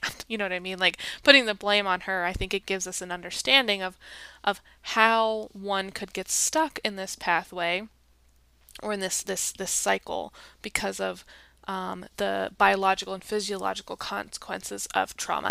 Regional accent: United States; my own experience as an American

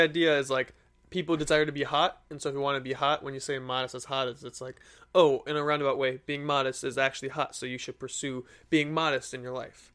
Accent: Michigan, United States; I'm from Michigan

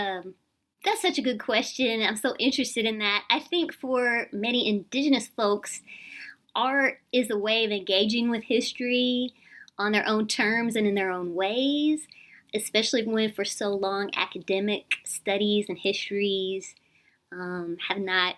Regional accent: Tulsa, Oklahoma, United States; growing up in Tulsa with a lot of different, you know, classmates and friends from different tribal nations, and also just my experience going back and forth to Ada.

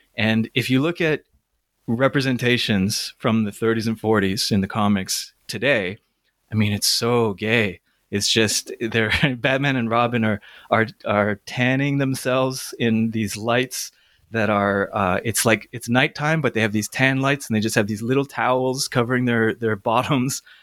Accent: Toronto, Ontario, Canada; I grew up in Toronto

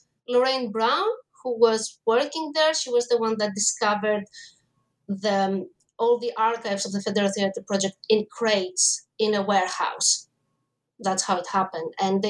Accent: Greece; English is a second language; I mean, I grew up in Greece and theater was everywhere, was easily accessible from school

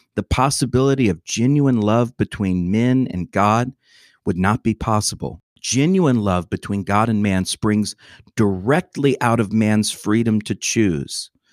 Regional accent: Atlanta, Georgia, United States; my hometown.

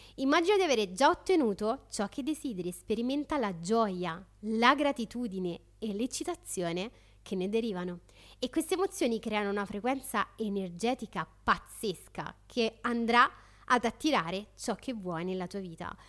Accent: Rome, Lazio, Italy; da romana

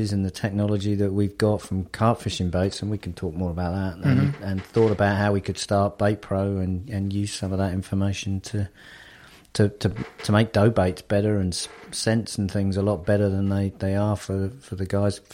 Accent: south of England, United Kingdom; moved away as an adult; now in United States; you can tell by my accent, I'm not the Geico Gecko. I'm actually an expat from the south of England who moved over to the U.S. about 13 years ago

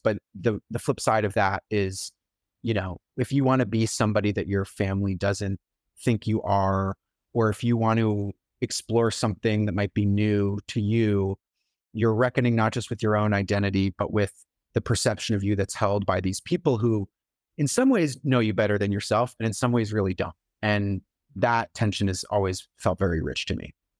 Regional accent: Brookline, Massachusetts, United States; now in New York, United States; So I'm from Brookline, and I was writing much of the book in Brookline

